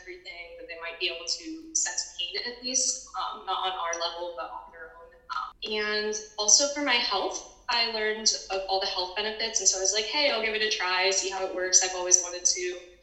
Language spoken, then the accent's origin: English; St. Louis, Missouri, United States; I am from St. Louis, Missouri